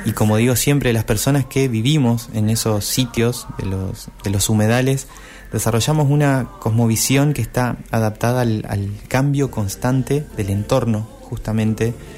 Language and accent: Spanish; Concordia, Entre Ríos, Argentina; Soy una persona que creció en el entorno de los humedales, soy de Entre Ríos, de Concordia crecí a, orillas de un arroyo